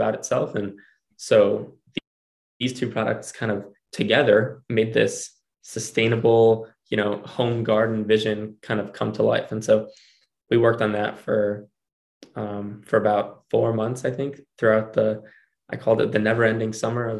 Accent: Skokie, Illinois, United States; also born or lived in Urbana-Champaign, Illinois; I'm from Skokie. We're all from Skokie. We went to high school together

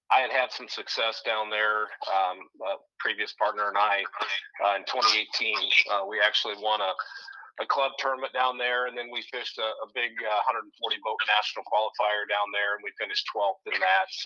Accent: Oskaloosa, Iowa, United States; now in Altoona, United States; currently live in Altoona. I was uh, born and raised in Oskaloosa.

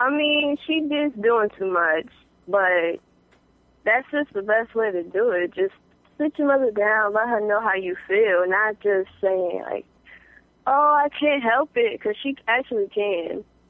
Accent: New York, United States; From New York.

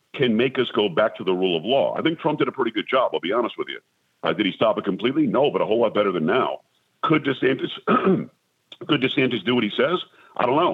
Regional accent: South Florida, United States; also born or lived in Amityville, Long Island, New York / Copiague, New York; we lived there until I was about 7 or 8, then grew up in South Florida

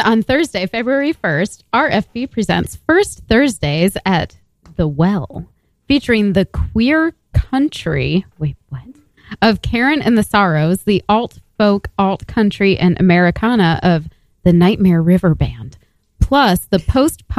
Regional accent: Indiana, United States; I'm from Indiana

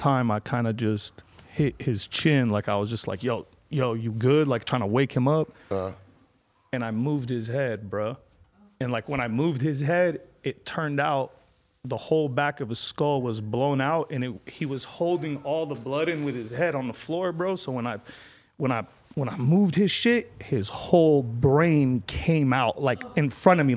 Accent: Lebanon; moved away; I'm from Lebanon

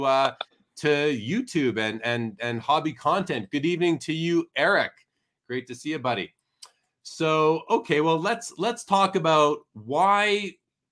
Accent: Winnipeg, Manitoba, Canada; moved away; I'm originally from Winnipeg

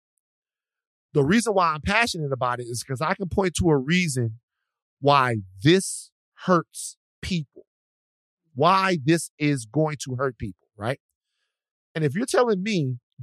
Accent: Louisiana, United States; now in Los Angeles, United States; I grew up in Louisiana

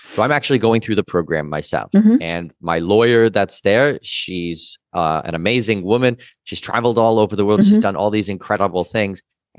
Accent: Canada; As I said, I'm Canadian citizen, Danish mm-hmm. heritage.

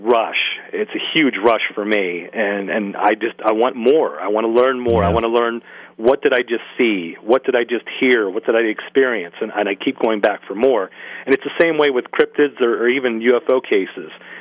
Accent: Greensburg, Pennsylvania, United States; my hometown of Greensburg, Pennsylvania

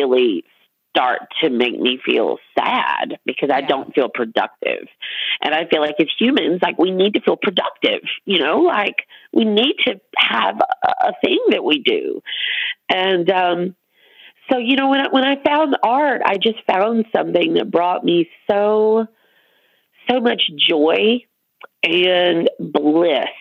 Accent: Montgomery, Alabama, United States; now in Louisiana, United States; I'm originally from Montgomery, Alabama

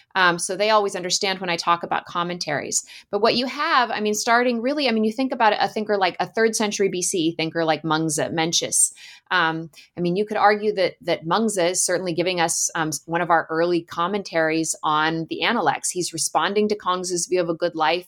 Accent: Alaska, United States; So I grew up in Alaska and spent a lot of time playing in the woods in the summers

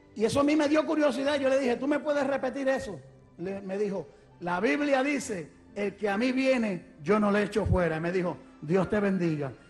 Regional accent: Ponce, Puerto Rico; moved away; also born or lived in Mayagüez, Puerto Rico / New York City, United States / Rochester, New York, United States; yo soy puertorriqueño. Nací en Puerto Rico, en una ciudad que se llama Mayagüez. De allí pues me crié un poquito de mi vida en otra ciudad que se llama Ponce

